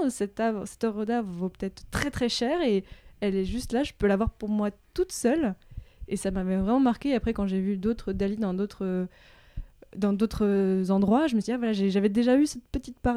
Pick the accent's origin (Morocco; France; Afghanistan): Morocco; donc j'ai grandi au Maroc.